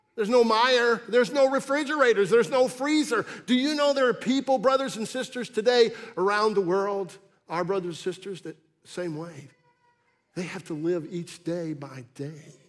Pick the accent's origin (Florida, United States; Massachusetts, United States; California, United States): Massachusetts, United States; When I was a little boy growing up in Massachusetts